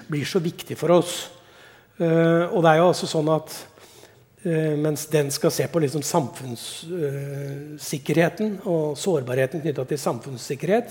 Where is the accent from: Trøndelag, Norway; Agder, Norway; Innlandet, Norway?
Innlandet, Norway; Elverum; Terningmoen er bra, det er der jeg kommer fra